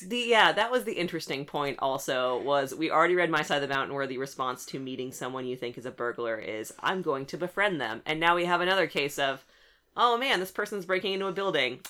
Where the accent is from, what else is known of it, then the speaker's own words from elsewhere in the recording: West Coast, United States; I am from the West Coast